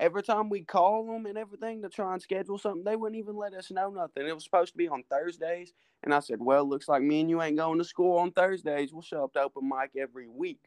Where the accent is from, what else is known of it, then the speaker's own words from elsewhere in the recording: Tennessee, United States; I'm from Tennessee